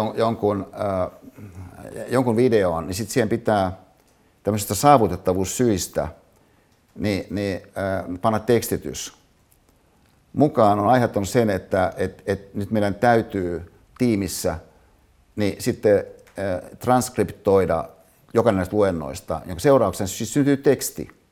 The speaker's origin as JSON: {"language": "Finnish", "town": "Hyvinkää", "region": "Uusimaa", "country": "Finland", "moved": "yes", "said": "Hyvinkäälle, mistä mä siis kotoisin, äiteni katsomaan"}